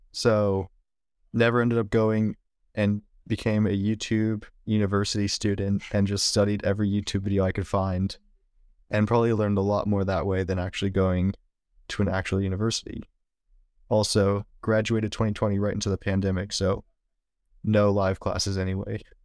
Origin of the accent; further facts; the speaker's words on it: Valley Springs, California, United States; moved away as an adult; also born or lived in San Francisco / Marin County; now in Oakland, United States; I was born in the city and then lived in Marin County till I was about ten. And then I mo-, or my parents moved up to Valley Springs, which is where I lived until I graduated high school